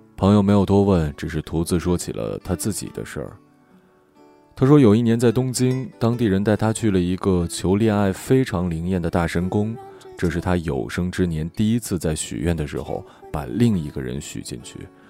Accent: near Mount Putuo, Zhejiang, China; 我就出生在普陀山的边上。但在我们那里，拜佛不叫拜佛，而是念作拜菩萨

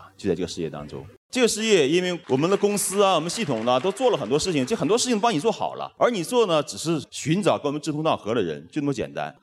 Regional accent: China; 我们中国人

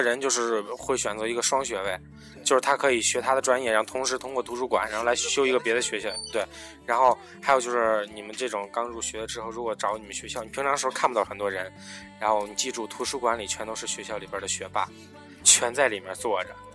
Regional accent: northern China, China; 咱们都是北方的，然后并且咱们还是在咱们本省里上学

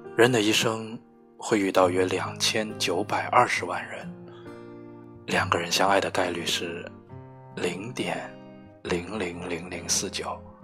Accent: Guangdong, China; moved away; 我们的老家都在广东。是的，没错，我们就是那种从小到大都以为广东以北都是北方的广东人

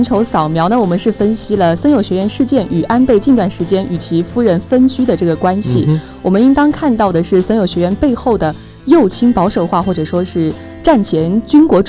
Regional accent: Lishui, Zhejiang, China; 是我的家乡哦。

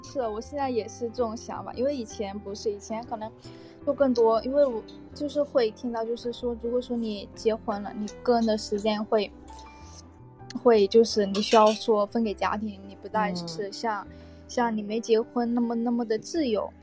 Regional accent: Shantou, Guangdong, China; accent: Guangdong accent; 我是潮汕那边的嘛

